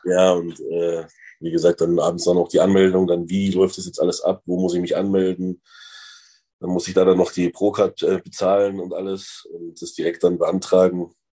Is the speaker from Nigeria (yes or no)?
no; Freising, Bavaria, Germany; moved away as an adult; also born or lived in Cologne; now in Unna, Germany; ich komme eigentlich aus Bayern, aus Freising